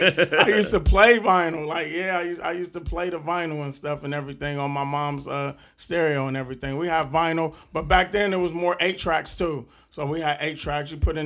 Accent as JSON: {"language": "English", "town": "Southfield", "region": "Michigan", "country": "United States", "tie": "born or raised there", "said": "I grew up in Southfield"}